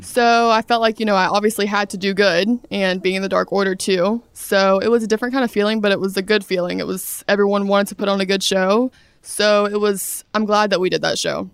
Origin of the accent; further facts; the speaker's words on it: Brunswick, Georgia, United States; moved away as an adult; I'm from Brunswick, Georgia, South Georgia